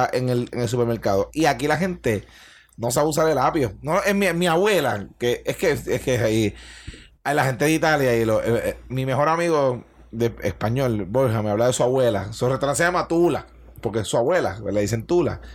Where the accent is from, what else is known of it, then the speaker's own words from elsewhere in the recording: Bayamón, Puerto Rico; also born or lived in Alicante; soy un retardado de Bayamón